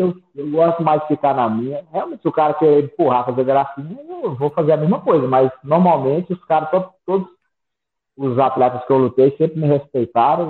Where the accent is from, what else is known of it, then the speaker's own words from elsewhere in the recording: Sete Lagoas, Minas Gerais, Brazil; also born or lived in Brasília; Eu, eu sou natural de Sete Lagoas, nascido e criado aqui